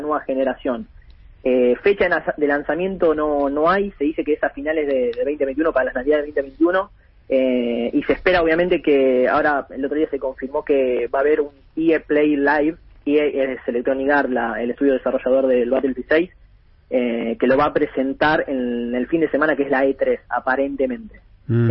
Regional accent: Buenos Aires, Argentina; yo crecí en Capital

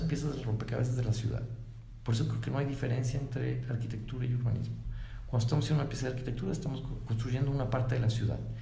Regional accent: Guadalajara, Jalisco, Mexico; Los de Guadalajara no somos iguales los de la calzada para allá, de los de calzada para acá

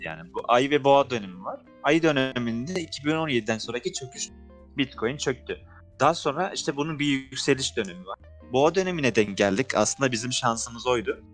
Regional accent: Tarsus, Mersin, Turkey; ben şimdi Tarsus'un bir köyünde Mersin'in Tarsus'un bir köyünde doğdum. Şimdi oradan lise lise hayatım. Orada zaten köyde ne yaşayabilirsin? Liseye geçtim. Lisede de merkeze gidip geliyordum Tarsus'un merkezine

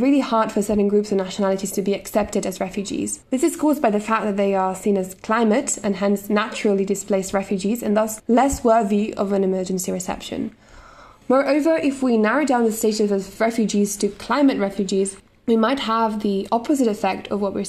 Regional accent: Italy; In my home country, Italy

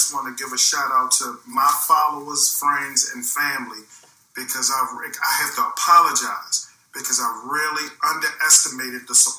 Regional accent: Baltimore, Maryland, United States; Well, Glennie, I'm from Baltimore, Maryland. I grew up in Northeast Baltimore, in the Northwood area. I represent Northwood all the way to Mervo High School.

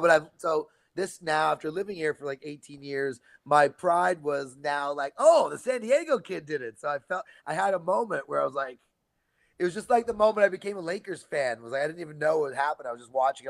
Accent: Canada; now in California, United States; I'm Canadian

